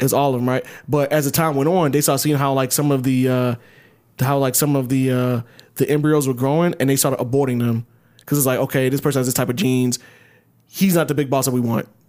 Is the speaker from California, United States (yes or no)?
no; Ellenwood, Georgia, United States; I grew up in middle class, like, fucking Ellenwood